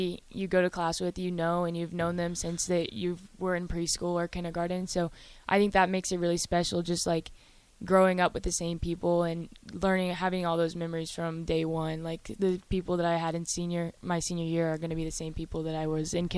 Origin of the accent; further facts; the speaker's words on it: Crete, Nebraska, United States; also born or lived in Virginia; I grew up in Crete. I've gone there my whole life. I mean, I was actually born in Virginia, but we moved back here when I was young